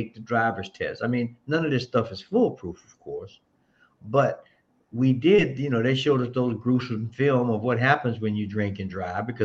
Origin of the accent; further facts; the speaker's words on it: Florida, United States; I'm from the South, so I grew up with guns early.